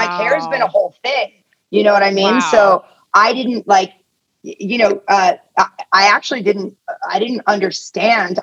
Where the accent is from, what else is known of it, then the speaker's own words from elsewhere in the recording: Atherton, California, United States; also born or lived in Tehran, Iran / England; I grew up in Northern California in a town called Atherton, which is right outside of Palo Alto, Menlo Park.